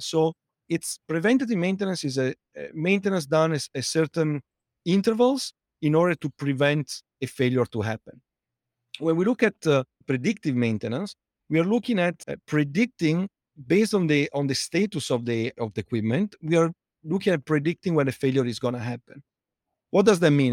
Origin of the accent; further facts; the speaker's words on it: Italy; accent: Italian; English is a second language; moved away as an adult; also born or lived in United Kingdom / United States; now in London, United Kingdom; as you can tell from my accent, uh, I'm Italian, but, uh, although I lived in, uh, outside Italy for more than fifteen years between the U K and, uh, and the U S, I, I, I, I can't get rid of the accent